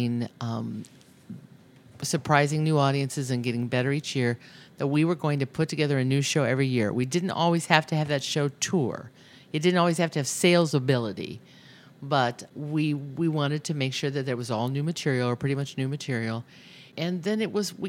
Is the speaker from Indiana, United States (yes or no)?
yes; Indiana, United States; now in Chicago, United States; I grew up in Pearson, Indiana